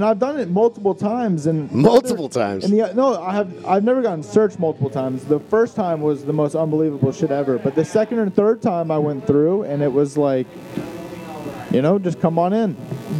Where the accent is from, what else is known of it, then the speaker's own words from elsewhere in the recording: Florida, United States; moved away; I'm originally from Florida